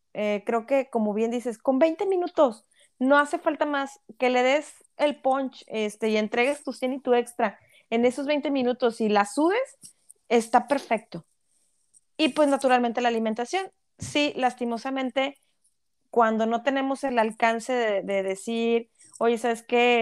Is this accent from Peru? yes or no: no; Mexico; moved away; somos un país tan rico en tantos recursos naturales